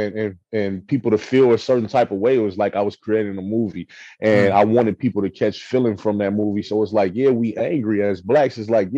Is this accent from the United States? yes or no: yes; the West, West Coast, United States; I'm from the West.